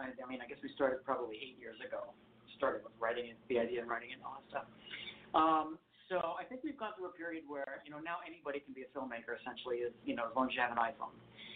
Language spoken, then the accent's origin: English; East Coast, United States; Well, again, since I'm from the East Coast, I used to spend every summer either on Fire Island or in P-Town, in Provincetown.